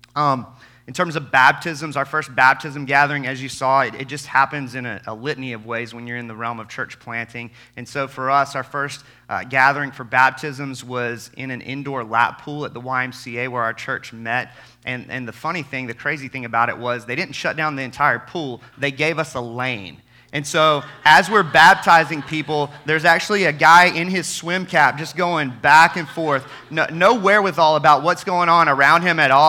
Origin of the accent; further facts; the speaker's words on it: Albany, Georgia, United States; I grew up in the Bible Belt, like many of you, deep South Georgia, Albany, Georgia